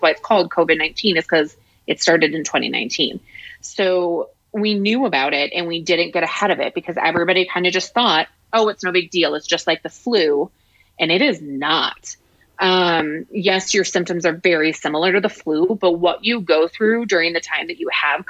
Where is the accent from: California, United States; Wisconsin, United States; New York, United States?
Wisconsin, United States; La Crosse; moved away; my hometown in La Crosse